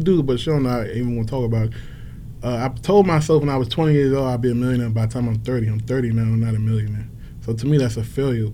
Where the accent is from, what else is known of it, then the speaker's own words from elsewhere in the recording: Washington, District of Columbia, United States; growing up in Washington D.C.